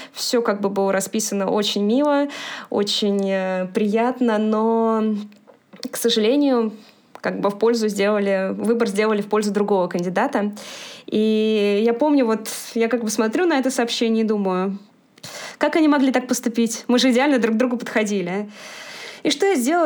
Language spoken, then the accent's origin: Russian; Moscow, Russia; я родилась и живу в Москве